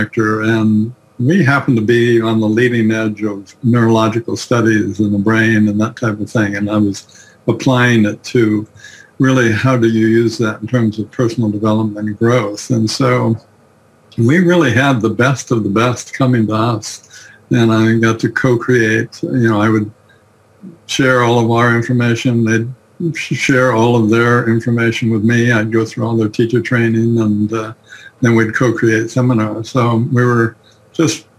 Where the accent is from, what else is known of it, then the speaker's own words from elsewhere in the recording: Seattle, Washington, United States; moved away; also born or lived in Santa Barbara; I grew up in the Seattle area